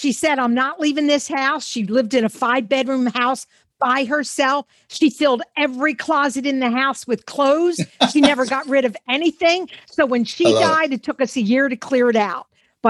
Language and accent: English; Philadelphia, Pennsylvania, United States; growing up in Mount Airy, Philadelphia, and we didn't lock our doors way back like in the 60s and 70s.